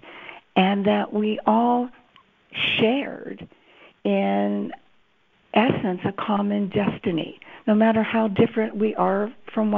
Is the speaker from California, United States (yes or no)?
yes; Los Angeles, California, United States; I grew up in Los Angeles, and next to Hollywood.